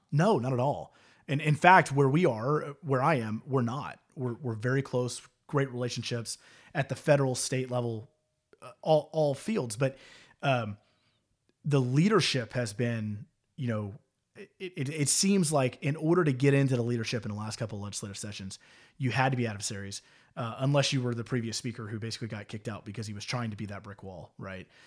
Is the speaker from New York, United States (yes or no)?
no; Houston, Texas, United States; I grew up in Houston, extremely diverse